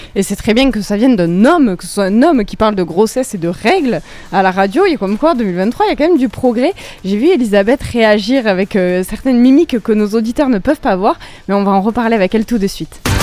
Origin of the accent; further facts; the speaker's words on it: France; chez nous en France